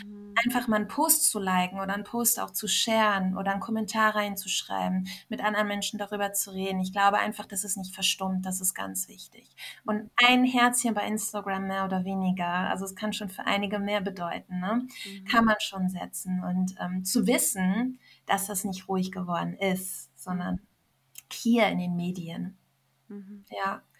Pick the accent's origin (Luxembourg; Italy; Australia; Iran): Iran; also ich als Iranerin habe ihr so viel zu verdanken